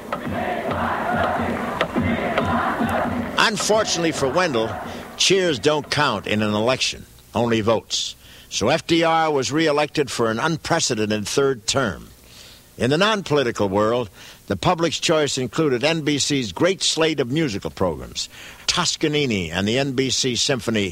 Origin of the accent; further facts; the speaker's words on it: England, United Kingdom; moved away; I was born in England